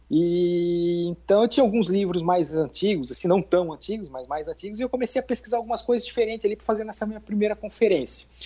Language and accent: Portuguese; Itajaí, Santa Catarina, Brazil; que eu sou de Itajaí, Santa Catarina.